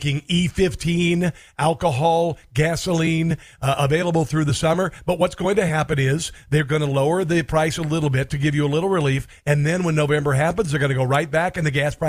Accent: Iowa, United States; I'm from Iowa. This is where I grew up

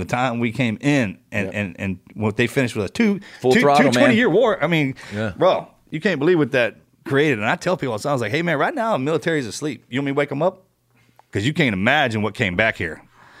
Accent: Texas, United States; I'm from Texas.

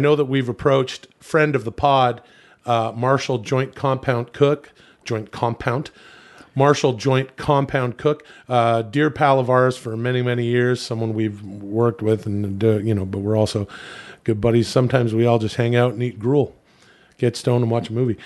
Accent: Ladner, British Columbia, Canada; I'm originally from Vancouver, the suburbs of Vancouver

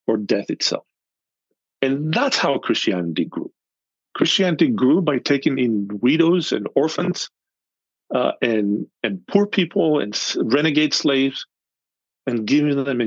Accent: Athens, Attica, Greece; moved away as an adult; now in United States; I'm from Athens, central Athens.

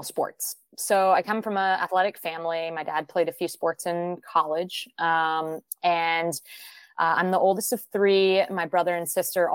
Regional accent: Seattle, Washington, United States; moved away as an adult; also born or lived in Gainesville, Florida; the most formulative years for me were in Seattle, Washington. So when I say I'm from Seattle, it was about 13 years there that I was in Seattle before college

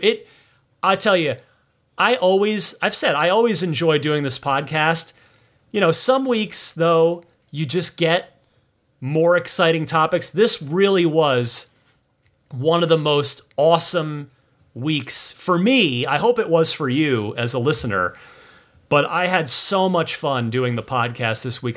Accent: New Jersey, United States; moved away; I'm originally from New Jersey

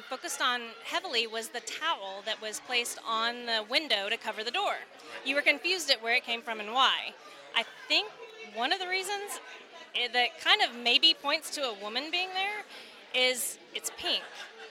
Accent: Capel, Texas, United States

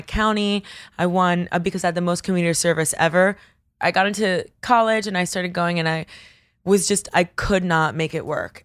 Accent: Coral Gables, Florida, United States; also born or lived in Bogota, Colombia; now in New York, United States; I grew up in, at Coral Gables, but Miami is extremely diverse

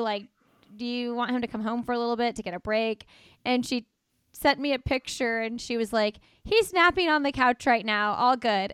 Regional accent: Midwest, United States; moved away; coming from the Midwest

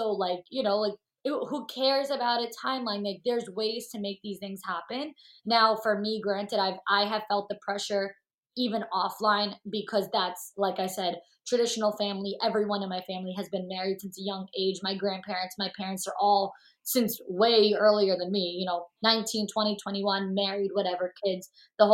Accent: New York, United States; now in Hoboken, United States; I'm from New York. I live in Hoboken, New Jersey now

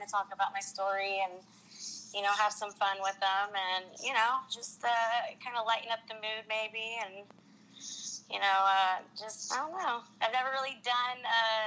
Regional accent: Anderson, Indiana, United States; I was from Anderson, Indiana, a small town in Indiana.

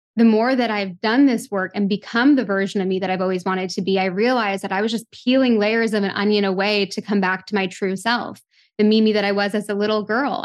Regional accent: Toronto, Ontario, Canada; growing up in Toronto, a big city

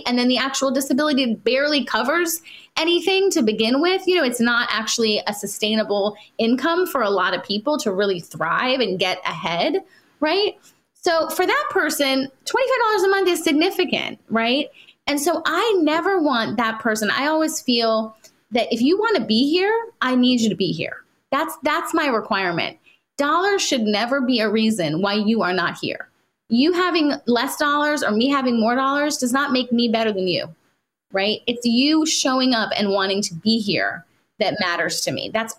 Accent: India

